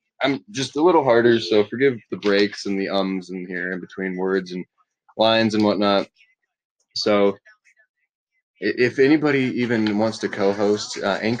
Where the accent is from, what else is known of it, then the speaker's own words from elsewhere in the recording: Florida, United States; I'm from Florida.